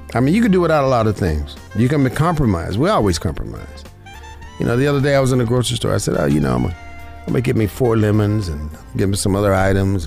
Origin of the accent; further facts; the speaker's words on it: Las Vegas, Nevada, United States; I was born and raised in Vegas.